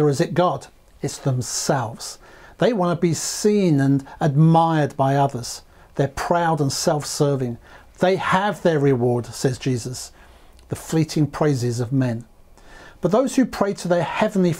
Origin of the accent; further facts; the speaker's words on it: London, United Kingdom; I was in my mid-teens growing up in London